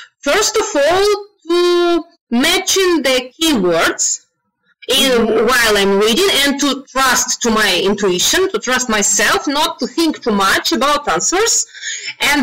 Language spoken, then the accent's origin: English; Russia; English is a second language; now in Belgrade, Serbia; I'm from Russia. I'm a Russian girl